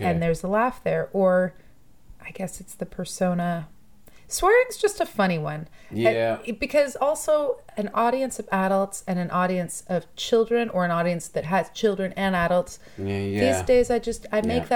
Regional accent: Toronto, Ontario, Canada; I grew up in Toronto. I grew up all around Toronto. Yeah, I'm one of those people who actually grew up here.

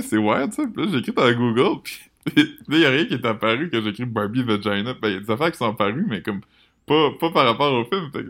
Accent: Quebec, Canada; Je pense que si je retournais vivre mon nouveau que je serais pas comme je suis québécois.

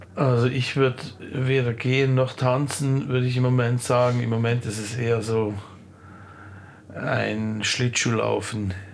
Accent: Olten, Solothurn, Switzerland; Ich komme ja aus Olten.

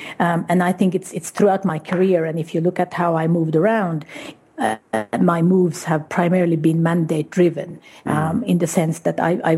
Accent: Guatemala; also born or lived in Uruguay; Well, I grew up primarily in Guatemala and Uruguay. That was the initial part of it.

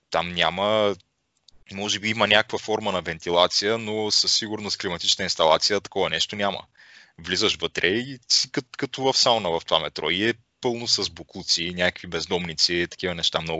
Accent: Bulgaria; Горд съм, че съм българин.

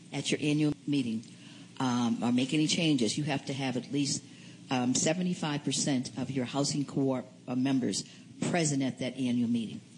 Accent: Boston, Massachusetts, United States; I'm from Boston, Massachusetts, and I'm from St. Joseph's Community Incorporated

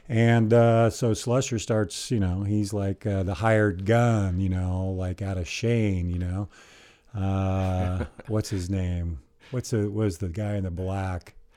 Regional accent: Eugene, Oregon, United States; I grew up here in Eugene, and I was a distance runner at North Eugene High School

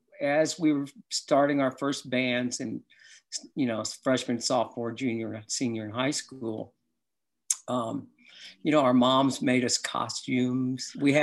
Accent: Cleveland, Ohio, United States; also born or lived in Pittsburgh / Kentucky; I was such a sports fan because I grew up in Cleveland, and then we moved to Pittsburgh before I moved to Kentucky.

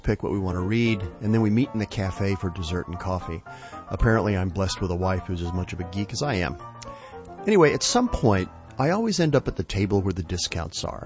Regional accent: West Texas, United States; When I was a kid growing up in West Texas

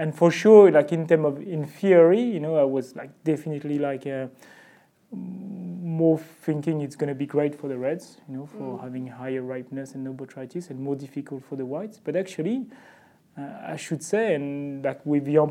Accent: Burgundy, Bourgogne-Franche-Comté, France; I'm coming from Burgundy and Burgundy growers

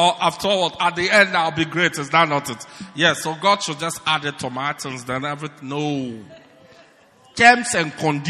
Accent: Pietermaritzburg, KwaZulu-Natal, South Africa; Why do you want to make me great at Newcastle when I am from Pietermaritzburg?

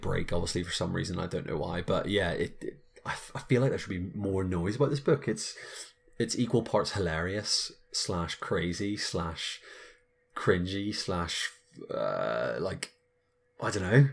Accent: Belfast, Northern Ireland, United Kingdom; we're two folks from Belfast

